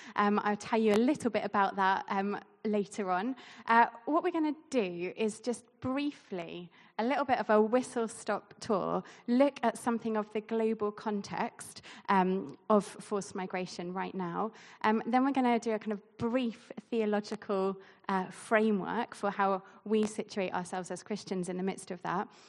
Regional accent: Basingstoke, South East England, United Kingdom; moved away; I grew up here in Basingstoke

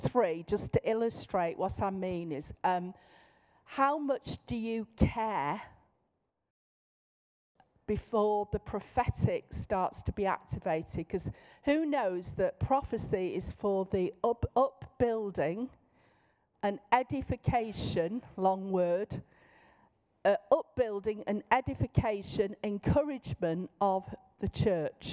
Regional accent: Manchester, North West England, United Kingdom; in my normal voice, in my accent. I'm from Manchester.

